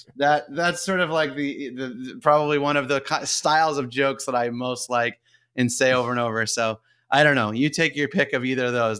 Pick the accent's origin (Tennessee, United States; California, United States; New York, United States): New York, United States; Saratoga Springs; I grew up in Saratoga Springs, New York